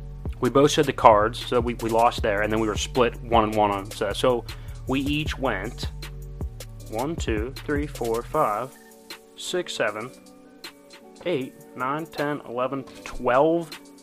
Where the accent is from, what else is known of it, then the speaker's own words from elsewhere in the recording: Pittsburgh, Pennsylvania, United States; we're from Pittsburgh.